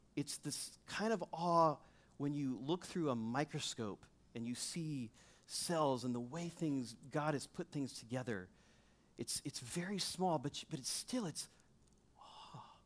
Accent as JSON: {"language": "English", "region": "Missouri", "country": "United States", "said": "I'm from Missouri"}